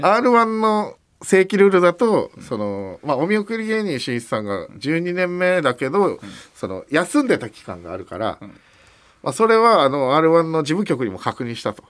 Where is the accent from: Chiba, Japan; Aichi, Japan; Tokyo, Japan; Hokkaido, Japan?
Hokkaido, Japan; Sapporo; 我々の地元の札幌